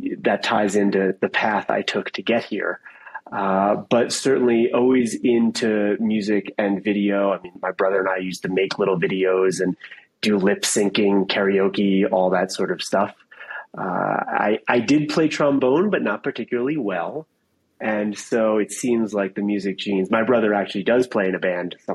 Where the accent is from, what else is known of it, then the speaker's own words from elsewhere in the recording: downstate New York, United States; moved away as an adult; also born or lived in Ithaca, New York / Colorado; I grew up in downstate New York